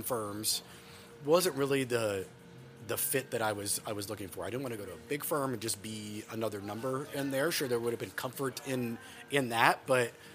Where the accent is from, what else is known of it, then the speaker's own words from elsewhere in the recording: Dallas, Texas, United States; moved away as an adult; also born or lived in Austin; now in Washington, D.C., United States; We're both born and raised in Dallas